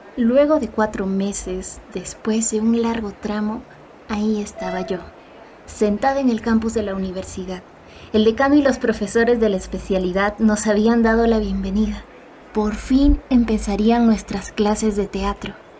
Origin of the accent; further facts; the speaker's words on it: Ayacucho, Peru; Nací en Huamanga, Ayacucho.